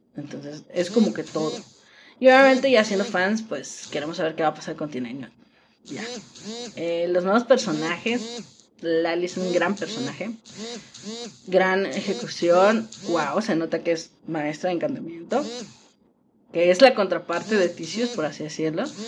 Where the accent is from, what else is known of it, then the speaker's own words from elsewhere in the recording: Mexico; las que somos de México